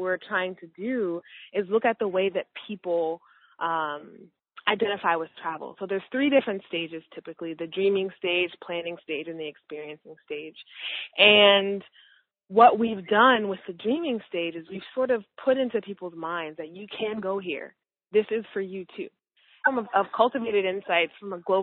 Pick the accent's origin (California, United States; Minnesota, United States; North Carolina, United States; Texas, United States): Minnesota, United States; I grew up in Minnesota, where there weren't very many people who looked like me at all.